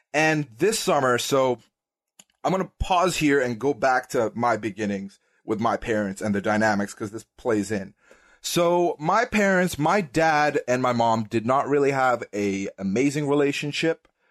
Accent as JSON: {"language": "English", "region": "Dubai", "country": "United Arab Emirates", "tie": "born or raised there", "also_born_or_lived": "Sweden", "moved": "as an adult", "said": "I was born and raised in Dubai, United Arab Emirates, uh, in the Middle East"}